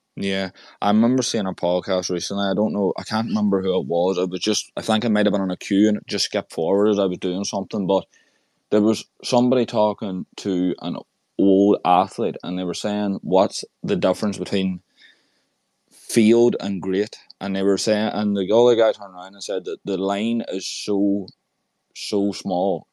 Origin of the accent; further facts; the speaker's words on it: Ireland; I'm from Ireland